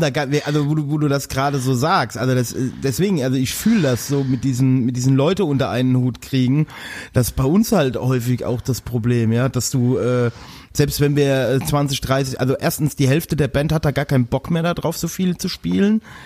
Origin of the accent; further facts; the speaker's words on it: Westerwald, Rhineland-Palatinate, Germany; ich komme aus dem Westerwald